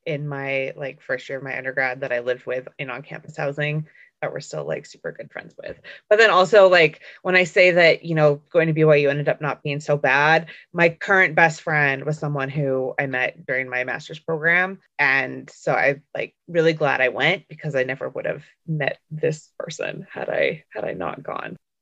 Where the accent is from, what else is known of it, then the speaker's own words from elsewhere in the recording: Southern Alberta, Canada; also born or lived in Provo, Utah; So I grew up in Southern Alberta, which is basically Utah in Canada